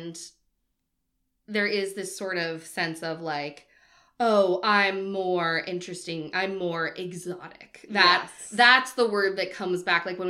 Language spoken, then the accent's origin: English; outside of Boston, Massachusetts, United States; I grew up outside of Boston